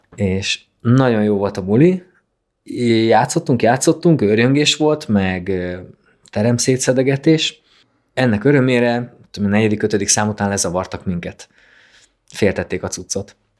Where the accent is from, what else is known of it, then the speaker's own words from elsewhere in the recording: a small village near Kalocsa, Bács-Kiskun, Hungary; én Kalocsa mellett születtem egy kis faluban